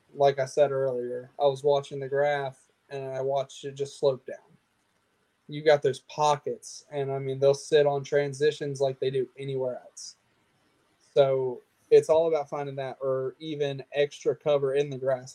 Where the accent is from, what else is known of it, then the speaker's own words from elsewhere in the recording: Lake Murray, South Carolina, United States; Lake Murray has a ton of grass in it, right in my hometown